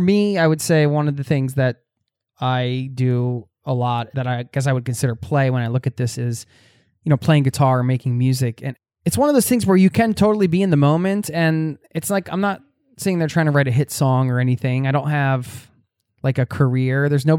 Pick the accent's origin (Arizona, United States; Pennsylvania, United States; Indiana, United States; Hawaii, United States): Pennsylvania, United States; but I am from the Northeast of you know, outside of Philadelphia, Northeast United States.